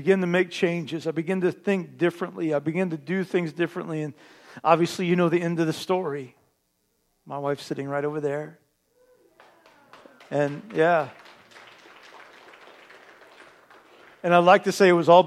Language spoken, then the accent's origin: English; Terre Haute, Indiana, United States; moved away; also born or lived in East Alton, Illinois; My family and I, some of you know, we're from Terre Haute, Indiana